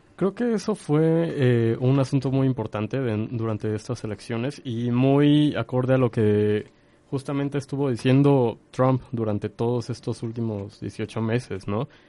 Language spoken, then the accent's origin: Spanish; Mexico; como mexicanos